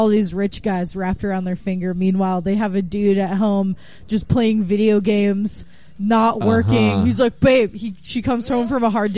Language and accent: English; Northern California coast, United States; moved away as an adult; also born or lived in Bay Area; now in Portland, United States; I'm from the Northern California coast